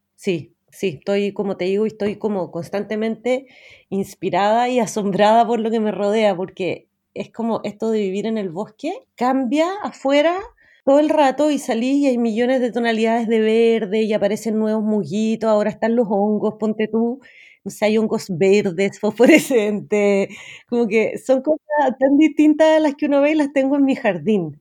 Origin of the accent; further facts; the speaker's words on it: Santiago, Santiago Metropolitan Region, Chile; crecí en Santiago de Chile y fui a un colegio normal, inglés